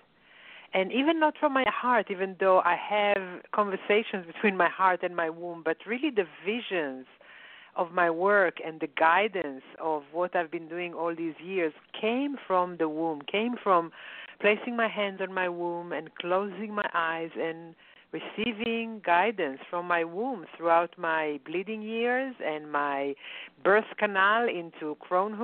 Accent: Israel; moved away; when I grew up in Israel

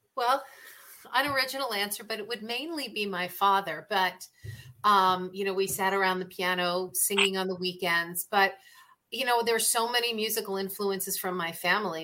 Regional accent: New York City, New York, United States; moved away as an adult; now in Arizona, United States; I grew up in New York City, so we went to the theater all the time

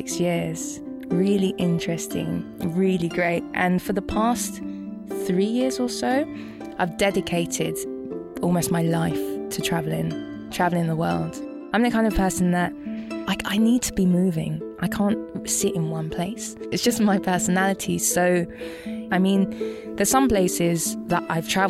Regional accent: London, United Kingdom; moved away as an adult; from London

